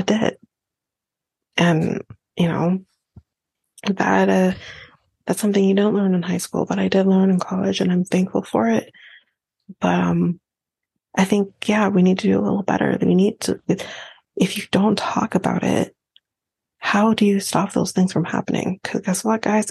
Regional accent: Canada; as a Canadian

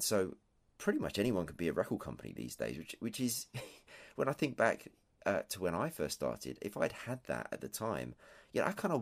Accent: England, United Kingdom; I'm English, if that isn't clear, and tea, of course, is an overriding factor of everyday life here.

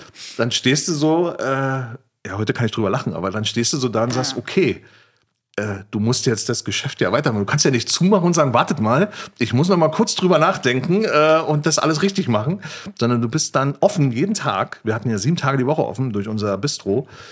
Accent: East Germany, Germany; now in Berlin, Germany; Ich bin ja ein Ossi, ne? also Kind des Ostens, bin ich auch stolz drauf

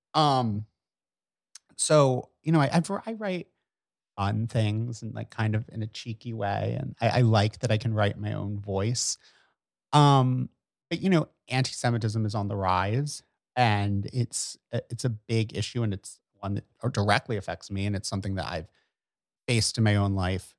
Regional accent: Bucks County, Pennsylvania, United States; now in New York, United States; I grew up in Bucks County

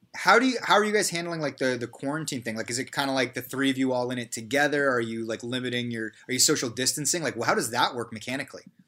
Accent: Canada; as, as a Canadian

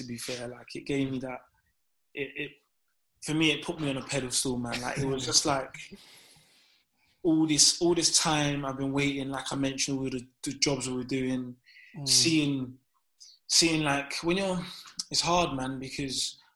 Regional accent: London, United Kingdom; I'm from Downham

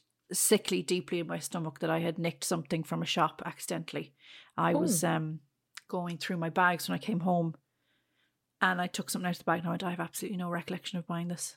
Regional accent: Ireland; it's not a name we would have come across growing up in Ireland, really, so.

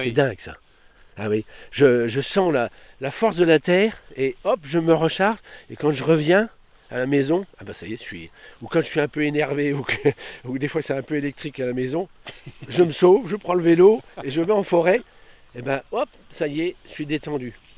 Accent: Stenay, Grand Est, France; je suis né à Stenay, je suis revenu dans mon pays

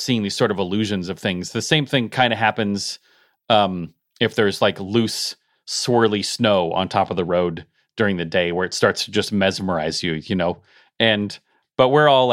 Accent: Colorado, United States; moved away as an adult; also born or lived in Oregon; I grew up in Colorado but was going to school in Oregon

